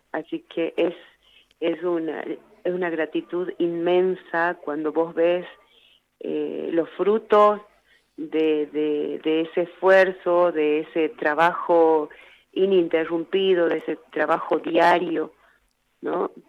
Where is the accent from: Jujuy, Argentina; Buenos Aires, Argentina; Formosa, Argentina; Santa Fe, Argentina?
Jujuy, Argentina; Humahuaca; Así es, Andrita, yo soy descendiente de, eh, originaria, y eh, mi mamá fue migrante boliviana eh, acá en Argentina y bueno, tratamos de, de vivir en, elegimos Humahuaca como, como, como hogar